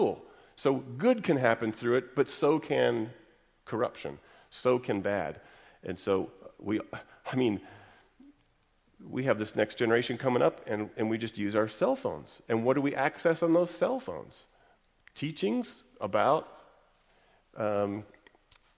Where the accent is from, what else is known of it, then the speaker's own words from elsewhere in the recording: Texas, United States; I'm from Texas